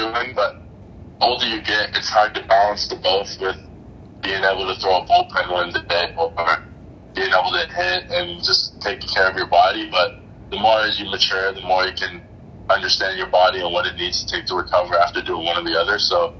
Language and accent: English; Halifax, Nova Scotia, Canada; He's from the Dominican Republic, and once he moved to Canada, I was kind of born into the game.